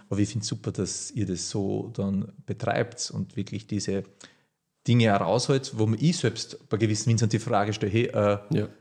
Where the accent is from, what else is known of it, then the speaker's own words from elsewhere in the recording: Horitschon, Burgenland, Austria; also born or lived in Hungary; Wir sitzen jetzt da gerade in dem Haus, wo ich aufgewachsen bin. Und äh, ja, die gemischte Landwirtschaft Burgenland